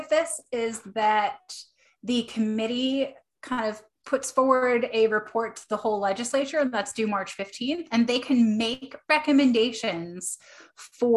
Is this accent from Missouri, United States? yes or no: no; New York, United States; now in Maine, United States; I grew up in New York.